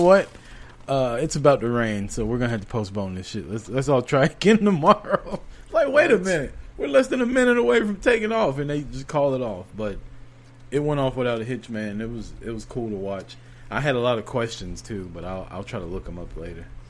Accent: United States; we're American.

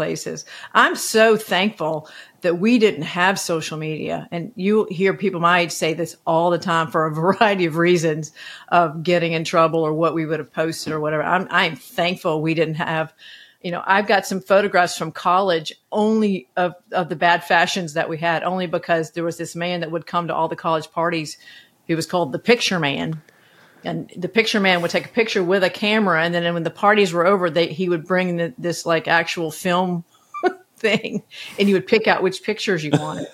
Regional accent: Athens, Georgia, United States; moved away; I grew up in Athens, Georgia

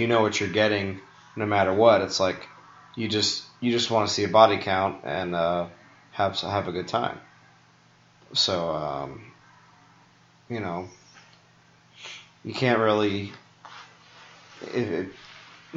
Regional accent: New York, United States; I'm from New York

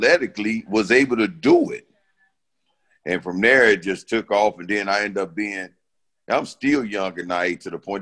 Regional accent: Chicago, Illinois, United States; I grew up in the Franklin Park area

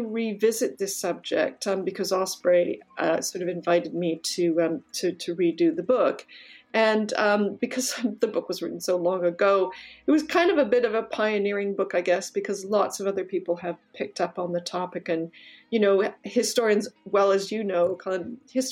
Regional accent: Canada; I'm actually Canadian.

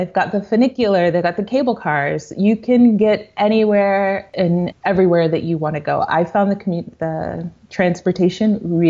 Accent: Colombia; The Afro-Colombian population is not very pronounced in the interior of the country, but we're absolutely, we're absolutely there. There is a presence.

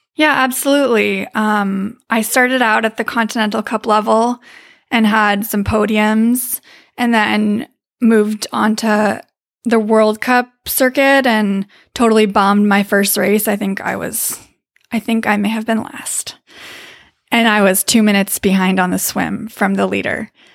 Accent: Davis, California, United States; I am from Davis, California.

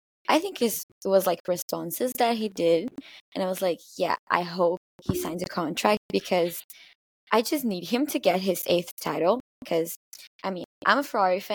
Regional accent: Brazil; I'm from Brazil

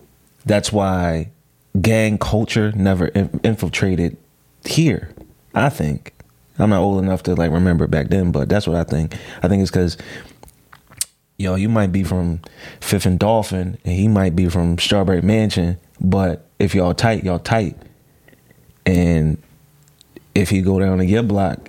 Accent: Philadelphia, Pennsylvania, United States; moved away as an adult; also born or lived in Maryland

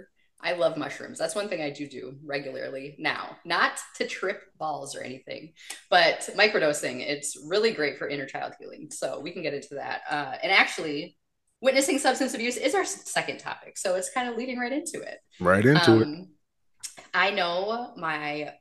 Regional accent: small town Wisconsin, United States; the town I grew up in small town Wisconsin

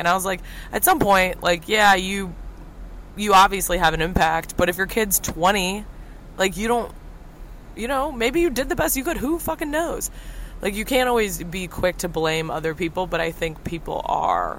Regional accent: Midwest, United States; moved away; they stayed in the Midwest

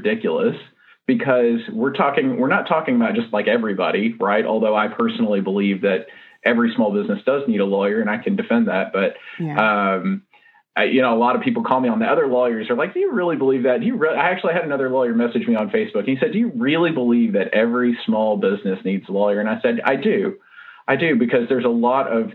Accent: Nashville, Tennessee, United States; I'm from Nashville, Tennessee, or the greater Nashville area, and our office is on West End Avenue in Nashville

